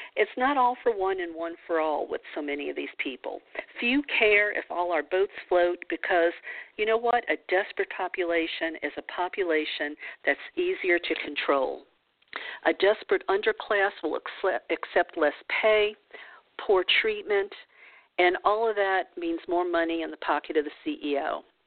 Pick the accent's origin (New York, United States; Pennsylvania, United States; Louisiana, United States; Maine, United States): Louisiana, United States; New Orleans; I grew up in the New Orleans region of the of the South, uh, southern portion of the United States